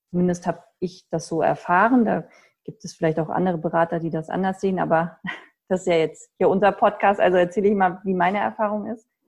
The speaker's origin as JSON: {"language": "German", "region": "Hesse", "country": "Germany", "said": "weil ich komme ja ursprünglich aus Nordhessen, habe in Göttingen studiert und da gab es das gar nicht."}